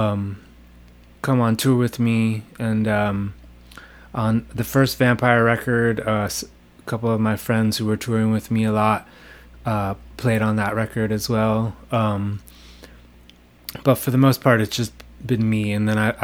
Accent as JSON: {"language": "English", "town": "Los Angeles", "region": "California", "country": "United States", "tie": "born or raised there", "also_born_or_lived": "New York City", "moved": "as an adult", "lives_now": "Seattle, United States", "said": "I grew up in a small town in Southern California called Los Angeles"}